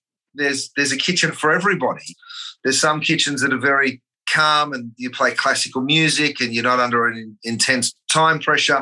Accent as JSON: {"language": "English", "country": "Australia", "moved": "yes", "said": "being an Aussie"}